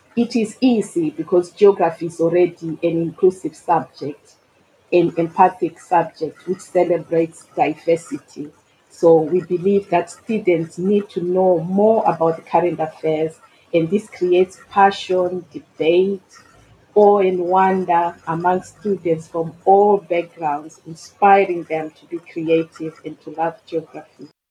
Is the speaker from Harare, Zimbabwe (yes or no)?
no; Mutare, Manicaland, Zimbabwe; moved away as an adult; now in Bromley, United Kingdom; I was born and educated in Zimbabwe. I immigrated to the UK in 2002